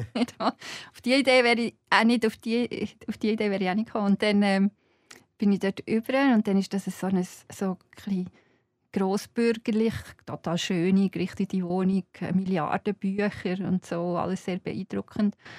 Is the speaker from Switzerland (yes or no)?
yes; Zeiningen, Aargau, Switzerland; ich komme aus Zeinigen. Und Zeinigen ist, als ich Kind war, jetzt ist es gewachsen, aber als ich Kind war, war es klein